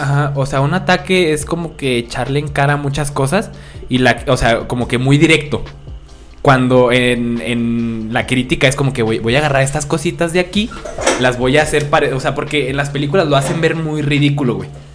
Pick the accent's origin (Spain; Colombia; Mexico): Mexico